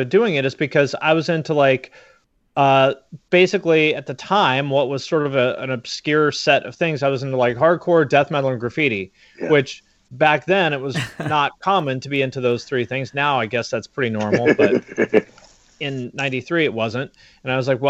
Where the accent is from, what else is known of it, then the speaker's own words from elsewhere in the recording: Seattle, Washington, United States; I'm from Seattle